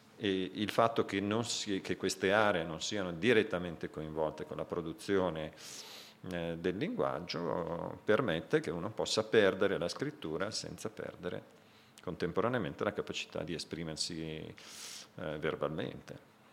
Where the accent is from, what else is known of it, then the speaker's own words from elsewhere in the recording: Italy; vengo dall'Italia